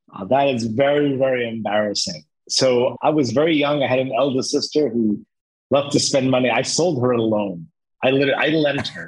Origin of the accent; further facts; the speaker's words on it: Lebanon; now in Cyprus; I come originally from Lebanon